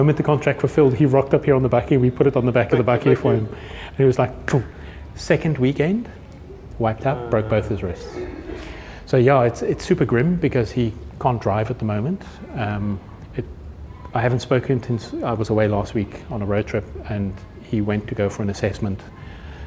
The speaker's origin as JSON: {"language": "English", "country": "Namibia", "tie": "born or raised there", "moved": "yes", "lives_now": "South Africa", "said": "I grew up in the Namib Desert, I grew up in Namibia, so I'm really comfortable in the dirt"}